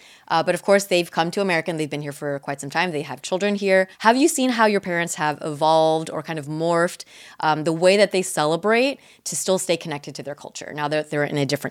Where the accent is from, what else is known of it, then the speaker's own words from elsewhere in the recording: Mission Viejo, California, United States; even though I grew up in Mission Viejo, where there was not a very big Asian American, I mean, there was an Asian American community, but I was not really as active in it.